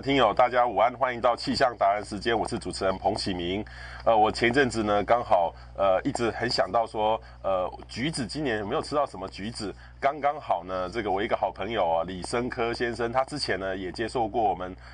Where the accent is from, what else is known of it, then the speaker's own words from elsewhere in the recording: Taiwan; 我们台湾人